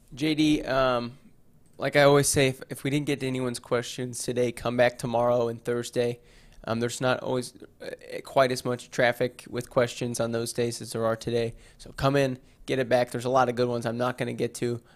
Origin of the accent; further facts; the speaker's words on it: Owensboro, Kentucky, United States; I am from Owensboro